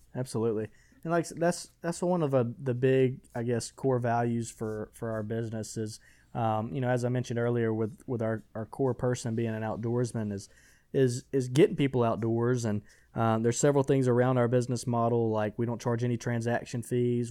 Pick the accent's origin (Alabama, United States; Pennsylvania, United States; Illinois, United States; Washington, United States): Alabama, United States; Butler; I'm originally from Butler, Alabama, a small, small little town in, in West Alabama